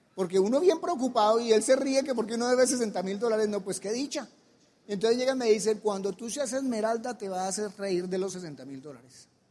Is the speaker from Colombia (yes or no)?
yes; Colombia; en mi país hay cuatro clases sociales, la alta, la media, la baja y los músicos. Tenemos, son cuatro clases sociales que hay en Colombia